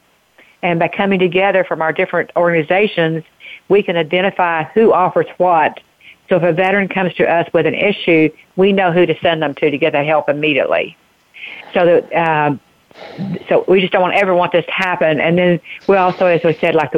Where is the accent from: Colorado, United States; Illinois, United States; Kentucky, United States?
Kentucky, United States; Eastern; now in Lexington, United States; I grew up in Eastern Kentucky